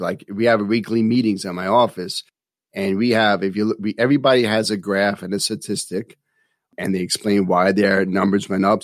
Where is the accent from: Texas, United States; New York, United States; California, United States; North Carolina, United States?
New York, United States; New York City; Growing up in New York City